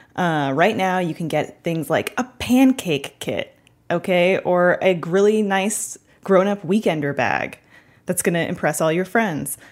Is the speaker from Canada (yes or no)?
yes; Canada; being from Canada